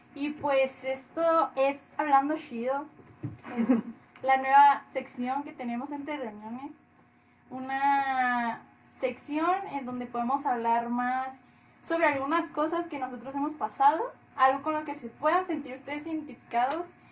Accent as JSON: {"language": "Spanish", "town": "La Paz", "region": "Baja California Sur", "country": "Mexico", "tie": "born or raised there", "moved": "as an adult", "lives_now": "Pachuca, Mexico", "said": "Nosotras no somos de aquí de Pachuca, nosotras nacimos en La Paz, Baja California Sur. Y pues allá vimos gran parte de nuestra vida."}